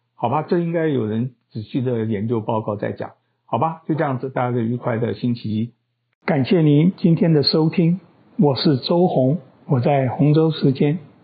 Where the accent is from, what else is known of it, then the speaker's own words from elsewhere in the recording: Taiwan; 我是台湾人